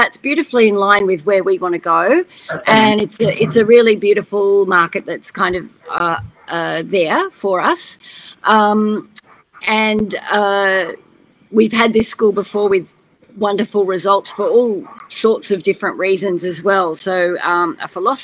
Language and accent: English; Australia; I'm Aussie through and through